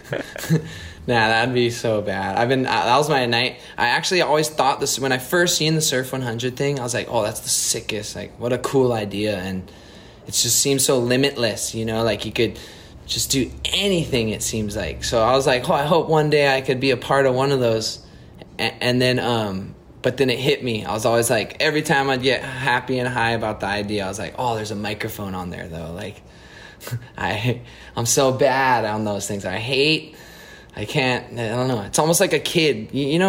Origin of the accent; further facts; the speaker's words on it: Hawaii, United States; I'm from Hawaii and I live right here